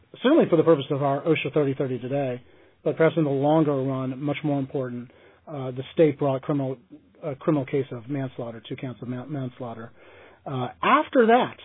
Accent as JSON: {"language": "English", "country": "United States", "tie": "born or raised there", "said": "There are three states that go by the name Commonwealth, Massachusetts being one of them, my home state being another"}